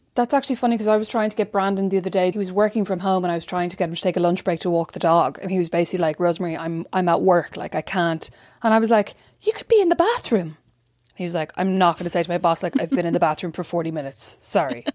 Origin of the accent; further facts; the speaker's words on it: Kildare, Leinster, Ireland; my hard life as a white girl growing up in Kildare